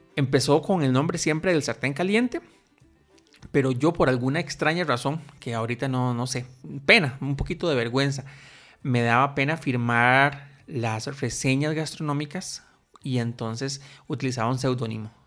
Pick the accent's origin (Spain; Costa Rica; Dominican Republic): Costa Rica; soy un tico costarricense